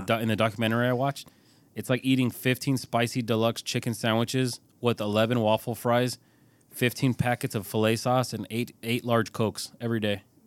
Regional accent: California, United States; I'm from California

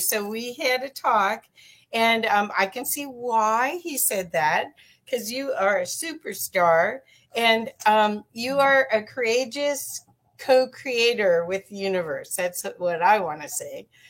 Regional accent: Cincinnati, Ohio, United States; moved away; I grew up in Cincinnati, Ohio

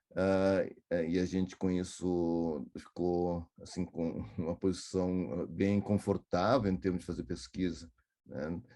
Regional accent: Porto Alegre, Rio Grande do Sul, Brazil; eu sou de Porto Alegre, que fica 180 quilômetros daqui.

